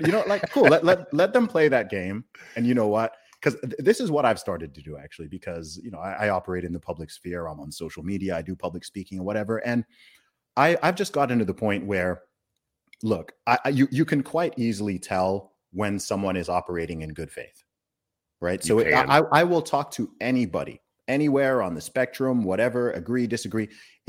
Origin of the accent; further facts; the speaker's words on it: England, United Kingdom; I'm an Englishman.